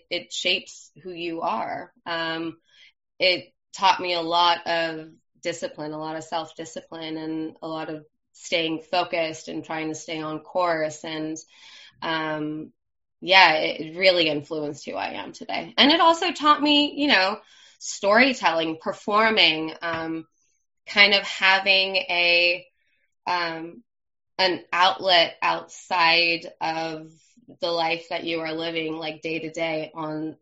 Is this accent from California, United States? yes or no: yes; Los Angeles, California, United States; accent: Valley girl; I'm from Los Angeles, from the San Fernando Valley. Grew up here my whole life